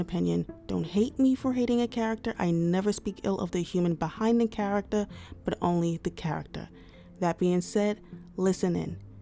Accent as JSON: {"language": "English", "country": "United States", "said": "I am an American."}